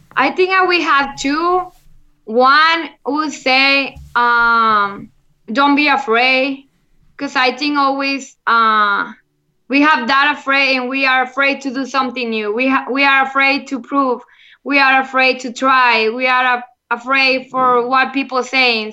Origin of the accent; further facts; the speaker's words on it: Monterrey, Nuevo León, Mexico; English is a second language; I'm from Monterrey, Mexico, and I'm the first Mexican playing on the LFL